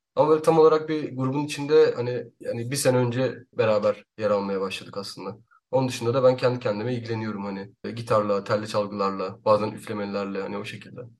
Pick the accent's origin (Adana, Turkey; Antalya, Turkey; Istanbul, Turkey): Antalya, Turkey; Antalya'da büyüdüm, Antalya Kale içinde.